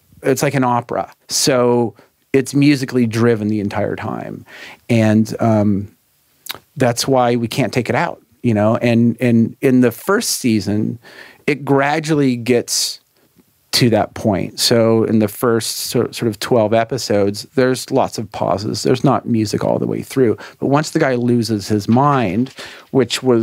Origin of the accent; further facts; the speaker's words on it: San Francisco, California, United States; moved away as an adult; now in Los Angeles, United States; I grew up in San Francisco